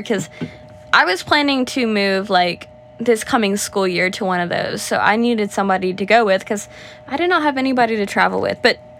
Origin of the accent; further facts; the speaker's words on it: Georgia, United States; I'm from Georgia.